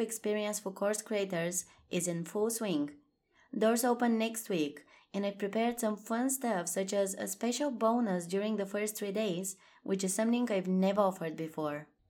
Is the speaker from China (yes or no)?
no; Bulgaria; moved away; I'm currently in my home country, Bulgaria, visiting family